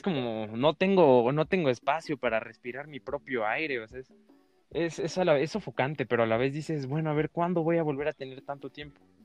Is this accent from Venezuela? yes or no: no; Chiapas, Mexico; somos chiapanecos, papá. Yo no, yo no pedí nacer en Chiapas